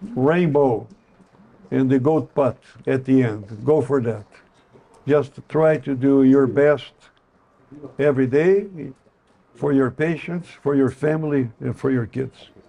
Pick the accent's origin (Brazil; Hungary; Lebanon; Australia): Brazil; English is a second language; moved away as an adult; also born or lived in Chicago, United States; now in United States; I'm not American, I am Brazilian.